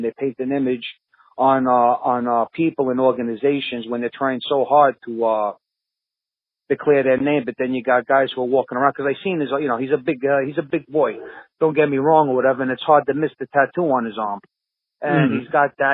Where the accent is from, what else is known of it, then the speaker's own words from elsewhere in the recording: New York City, New York, United States; I come from Bensonhurst, Brooklyn. There's a certain element, a certain type of guys, there's no avoiding. You see that, you grow up around it